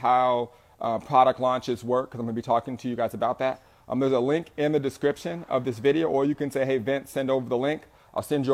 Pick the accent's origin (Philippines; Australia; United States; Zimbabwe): United States; Southern California; I'm an entrepreneur from SoCal